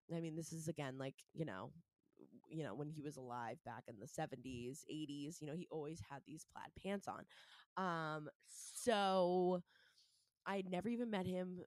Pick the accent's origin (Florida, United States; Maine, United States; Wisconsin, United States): Maine, United States; Scarborough; moved away; I'm from Maine originally. And I was growing up with myself, my two brothers, mom and dad before they got divorced. Um, in Scarborough, Maine